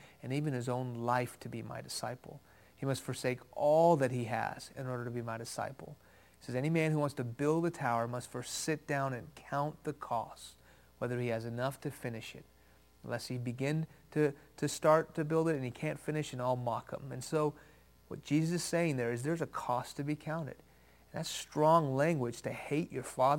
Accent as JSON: {"language": "English", "town": "Houston", "region": "Texas", "country": "United States", "tie": "born or raised there", "also_born_or_lived": "Iran", "first_language": "Farsi", "second_language": "English", "said": "I was born in Houston. When I was 2 years old, my family moved to Iran, where my parents are from. When I was 6 years old, the Islamic Revolution of the late 70s hit that country. We moved back to Houston"}